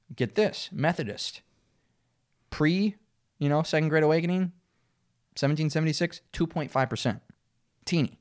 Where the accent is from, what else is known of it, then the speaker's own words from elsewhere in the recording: Minnesota, United States; I'm from Minnesota